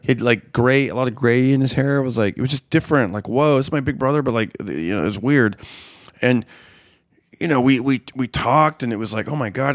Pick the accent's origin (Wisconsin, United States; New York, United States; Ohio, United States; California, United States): California, United States; Fresno; Fresno this last December, which is my hometown